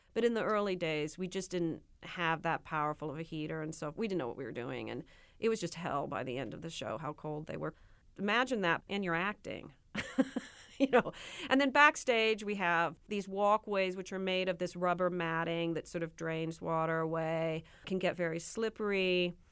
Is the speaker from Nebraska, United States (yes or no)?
yes; Nebraska, United States; I'm from Nebraska